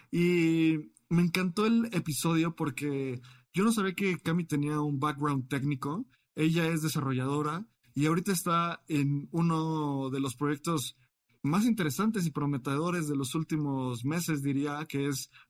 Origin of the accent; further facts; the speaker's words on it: Colombia; now in United States; yo soy colombiana, yo eh, viviendo en Estados Unidos